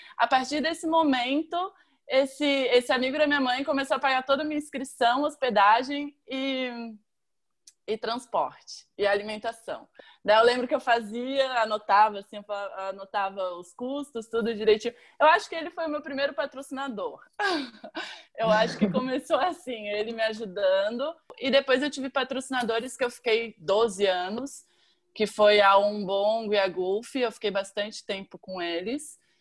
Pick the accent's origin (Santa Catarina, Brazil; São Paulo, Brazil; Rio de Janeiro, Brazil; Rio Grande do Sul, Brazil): Santa Catarina, Brazil; Florianópolis; eu venho da Barra da Lagoa